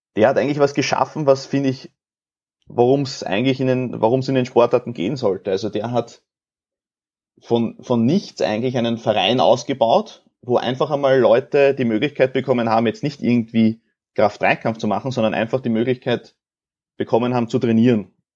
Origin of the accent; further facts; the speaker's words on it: Austria; bei uns in Österreich